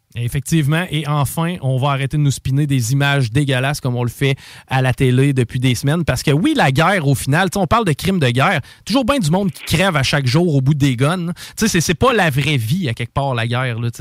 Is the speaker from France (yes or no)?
no; Canada; en tant que Canadien